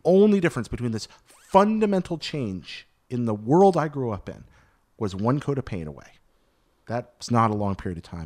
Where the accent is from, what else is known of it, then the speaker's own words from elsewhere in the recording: American South, United States; I grew up in the American South